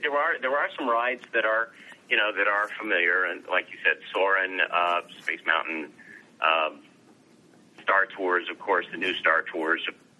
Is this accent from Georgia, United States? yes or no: no; South Florida, United States; also born or lived in Boston area, Massachusetts; now in Boston, United States; I grew up in South Florida, so I've lived there